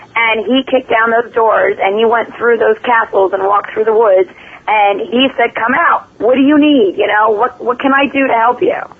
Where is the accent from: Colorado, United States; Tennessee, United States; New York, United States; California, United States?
New York, United States; New York City; I grew up, going to the nightclubs and partying out in Manhattan